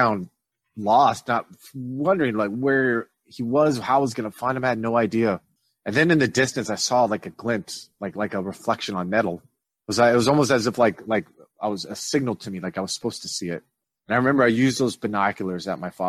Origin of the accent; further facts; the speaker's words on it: Bismarck, North Dakota, United States; moved away; growing up in Bismarck, where you guys are from, where I haven't been in a long time